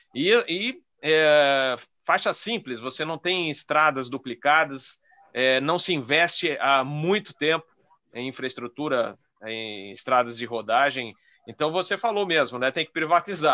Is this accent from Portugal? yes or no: no; São Paulo, Brazil; moved away as an adult; now in Rio Grande do Sul, Brazil; Eu moro aqui no Rio Grande do Sul, sou paulistano, mas moro há cinco anos aqui.